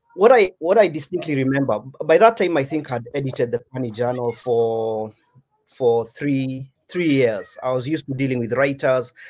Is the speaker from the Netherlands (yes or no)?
no; Kenya; As Kenyans, yeah, as Kenyan writers